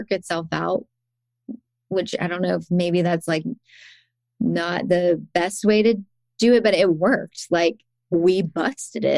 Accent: Athens, Georgia, United States; moved away; also born or lived in Woodstock; in 2020, we moved to Athens, which is my hometown

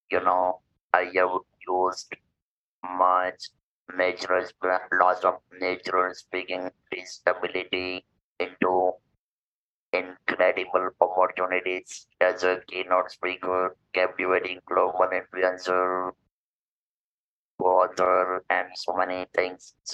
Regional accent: India; I'm from India.

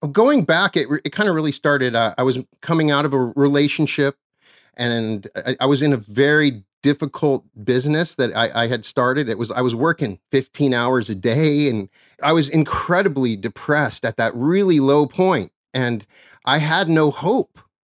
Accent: Cheyenne, Wyoming, United States; my hometown of Cheyenne, Wyoming

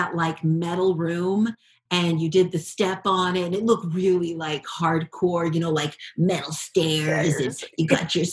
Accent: Hawaii, United States; growing up in Hawaii

